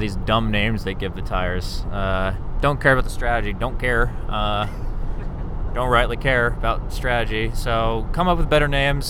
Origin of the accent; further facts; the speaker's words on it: United States; I'm American.